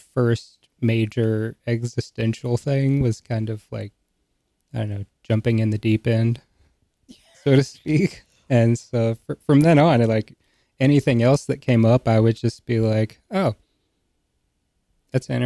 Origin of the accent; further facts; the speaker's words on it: rural North Carolina, United States; rural North Carolina